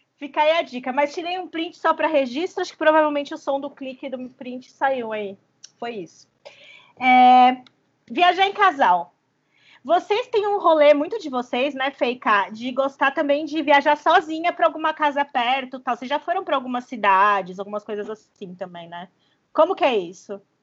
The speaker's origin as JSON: {"language": "Portuguese", "town": "Batatais", "region": "São Paulo", "country": "Brazil", "tie": "born or raised there", "moved": "as an adult", "lives_now": "São Paulo, Brazil", "said": "a gente vem de uma longa era da juventude batataense, entendeu? A gente é de uma cidade a 400 quilômetros mais ou menos de São Paulo, no interior"}